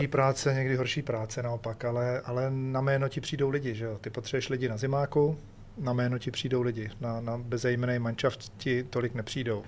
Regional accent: Czechia; u nás v Čechách asi merch není ta věc

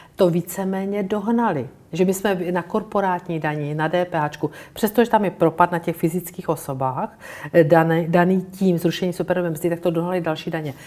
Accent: Brno, South Moravian Region, Czechia; já jsem z Brna

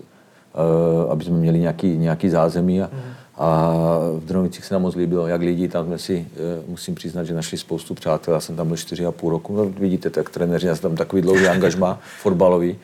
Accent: Slovakia; moved away as an adult; now in Drnovice, Czech Republic; oba pocházíme, i manželka pocházíme ze Slovenska

